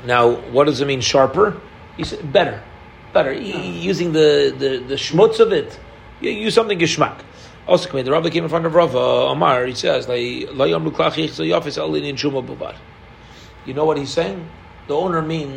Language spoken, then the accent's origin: English; Canada; We're Canadian